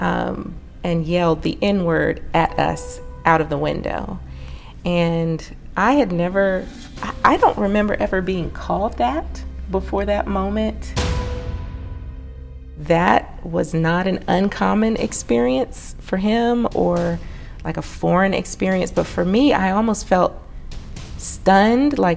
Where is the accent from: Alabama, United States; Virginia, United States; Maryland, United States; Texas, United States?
Maryland, United States; moved away as an adult; also born or lived in North Carolina; now in Oklahoma, United States; I grew up in Maryland up through graduating college